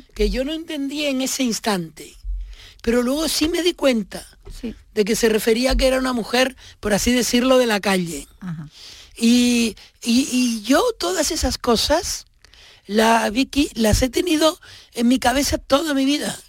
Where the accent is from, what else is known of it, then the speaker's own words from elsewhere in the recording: Tenerife, Canary Islands, Spain; moved away; Tenerife, porque ese es mi pueblo, y ese que yo describo es mi barrio